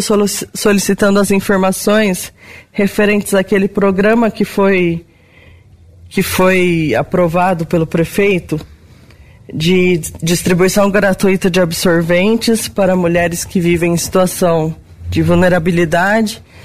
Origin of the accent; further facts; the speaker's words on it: Brazil; enquanto brasileiro